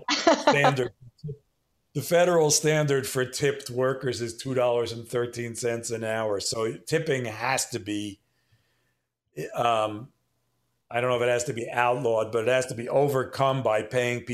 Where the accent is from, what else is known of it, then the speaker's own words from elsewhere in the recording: New York City, New York, United States; I was born and raised in Manhattan